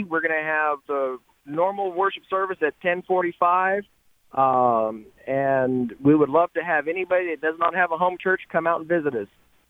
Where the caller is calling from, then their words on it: Garland, Texas, United States; Calling from Garland, Texas.